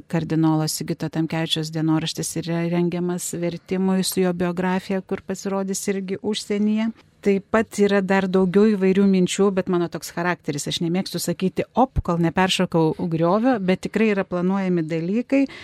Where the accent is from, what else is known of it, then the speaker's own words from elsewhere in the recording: Lithuania; mes, lietuviai